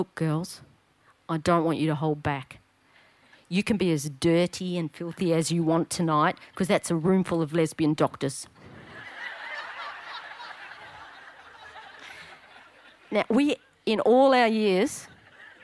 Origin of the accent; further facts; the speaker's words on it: Victoria, Australia; I was just a little tacker growing up in Paran